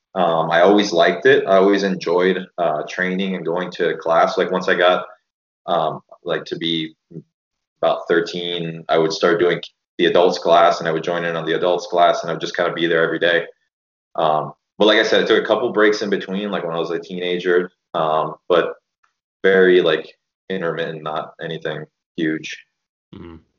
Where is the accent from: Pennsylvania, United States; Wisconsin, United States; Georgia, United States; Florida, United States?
Florida, United States; Miami; I grew up in Miami